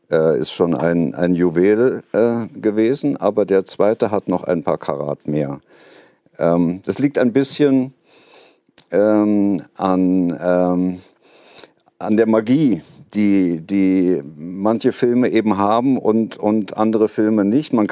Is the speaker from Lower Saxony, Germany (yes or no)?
no; Saarbrücken, Saarland, Germany; ich bin ja in Saarbrücken aufgewachsen und bin als Schüler schon äh, ähm, äh, immer in die moderne Galerie gerannt